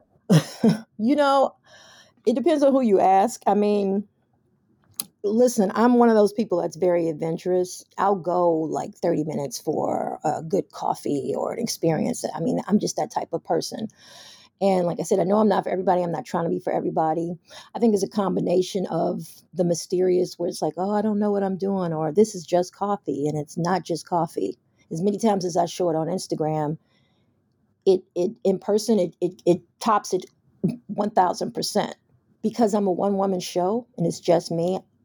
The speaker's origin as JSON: {"language": "English", "town": "Chicago", "region": "Illinois", "country": "United States", "also_born_or_lived": "New York", "said": "I'm from Chicago, but I was living in New York"}